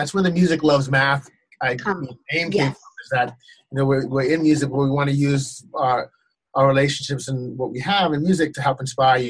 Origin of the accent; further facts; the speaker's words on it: Ghana; When I was growing up in Ghana, there was a Swedish steward named Mr. Tumpty.